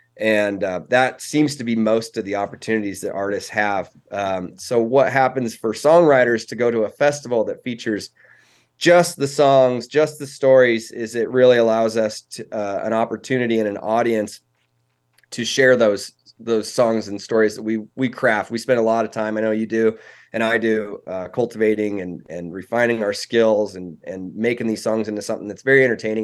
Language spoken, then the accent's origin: English; Cody, Wyoming, United States; also born or lived in Casper, Wyoming; I was born in Casper, which is, um, right in the middle of the state, but I moved to Cody before I was one. So, I mean, te-, technically, I'm, I'm from Casper originally, but, um, Cody's where I've spent most of my life